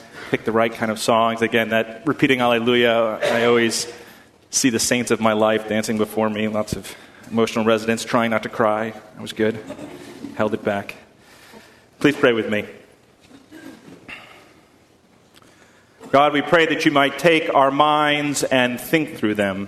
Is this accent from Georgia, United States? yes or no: no; Boston, Massachusetts, United States; growing up in Boston